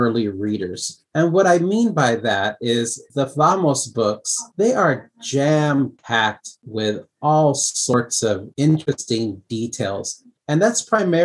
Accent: El Paso, Texas, United States; also born or lived in Juarez, Mexico; I grew up in El Paso, Texas, and in Juarez, Mexico

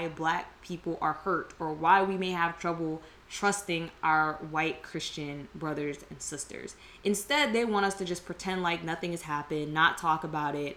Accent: United States; Some of us are born, raised, all of our ancestry as far back as we can trace is here in America

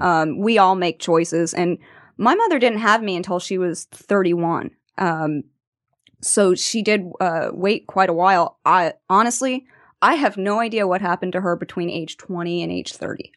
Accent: Venice, Florida, United States; I am from Venice, Florida

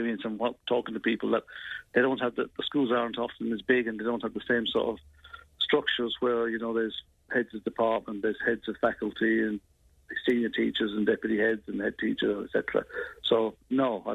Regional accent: County Tipperary, Munster, Ireland; accent: Irish; moved away as an adult; now in Manchester, United Kingdom; I'm from Kerry, County Tipperary originally, but I've been over here now for nearly 35 years

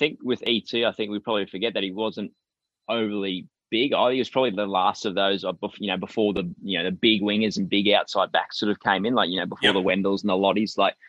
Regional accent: Queensland, Australia; as a Queenslander

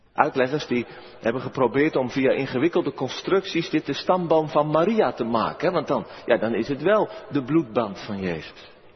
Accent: Merwede river area, South Holland, Netherlands; langs de rivier de Merwede, over mijn geboortegrond

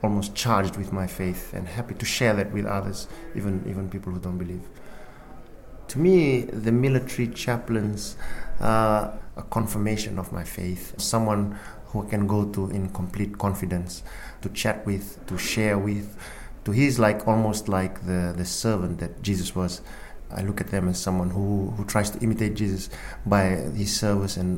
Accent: Fiji; moved away; I was born in Fiji, hence the name

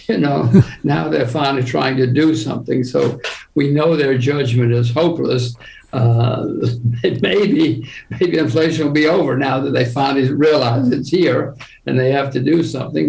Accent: United States; I am an American

